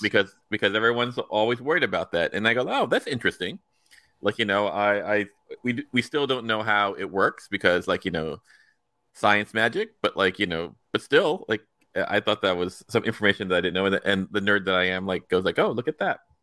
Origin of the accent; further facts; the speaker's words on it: United States; me as an American